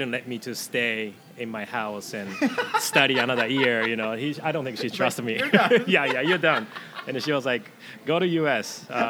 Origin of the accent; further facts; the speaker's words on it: Gifu, Japan; English is a second language; moved away as an adult; also born or lived in Idaho / Seattle; now in Camano Island, United States; I grew up in Gifu, Japan. It's like in main island, Honshu Island, right in the middle. Like if you point Japan right in the middle, that's my hometown.